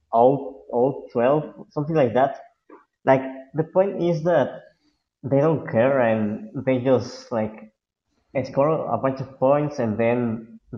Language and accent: English; Mexico; I'm not I'm not from the from the U.S. I'm from Mexico.